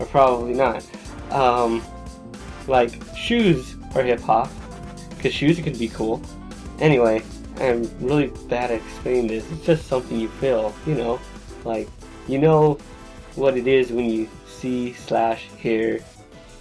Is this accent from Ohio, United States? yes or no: no; Los Angeles, California, United States; a poor kid growing up in Los Angeles in the early 90s